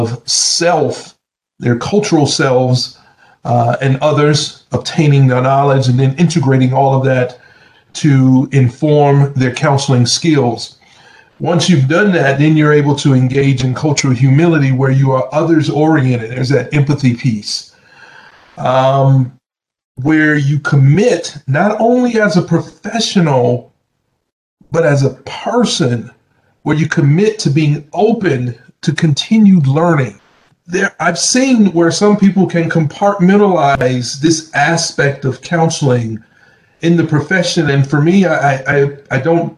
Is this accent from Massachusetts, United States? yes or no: no; Southern Alabama, United States; moved away; also born or lived in Atlanta, Georgia; I'm from Southern Alabama